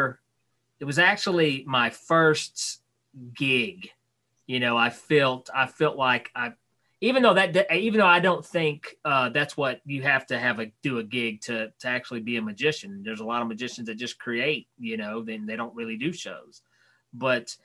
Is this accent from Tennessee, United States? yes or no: yes; Knoxville, Tennessee, United States; right outside of Knoxville, Tennessee